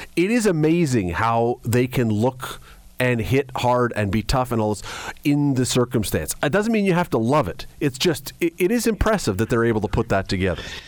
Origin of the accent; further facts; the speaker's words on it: Canada; we're Canadian and most of us have skated